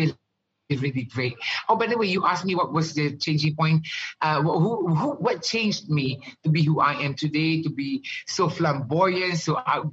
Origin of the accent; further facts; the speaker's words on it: Ghana; also born or lived in Malaysia; growing up in Ghana, I've never seen pork in my entire life.